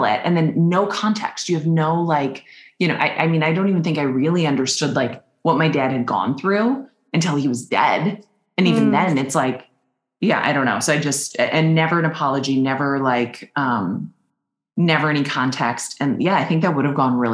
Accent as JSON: {"language": "English", "region": "Minnesota", "country": "United States", "said": "I'm from Minnesota"}